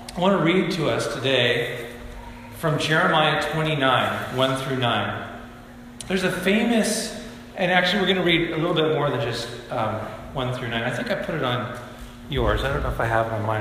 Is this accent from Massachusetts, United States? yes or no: no; Bend, Oregon, United States; moved away as an adult; also born or lived in Spokane, Washington; now in Camano Island, United States; I grew up in Bend, Oregon, and I, I have a lot of pride in my hometown.